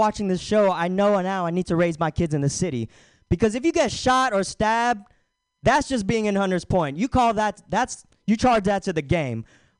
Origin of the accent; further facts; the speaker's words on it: Philippines; I'm aghast. I'm fucking Filipino. But he doesn't know that.